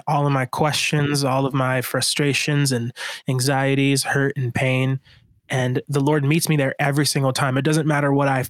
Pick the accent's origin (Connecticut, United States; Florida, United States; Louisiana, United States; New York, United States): Florida, United States; Miami; I grew up in Miami